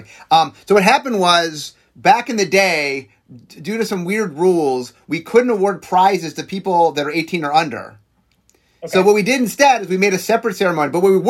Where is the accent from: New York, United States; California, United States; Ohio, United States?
Ohio, United States; Cleveland; Cuyahoga Falls, that's my... I'm from Cleveland.